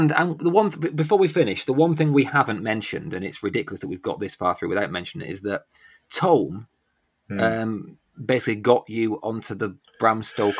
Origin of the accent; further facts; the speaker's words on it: Northern England, United Kingdom; the small town I grew up in Northern England.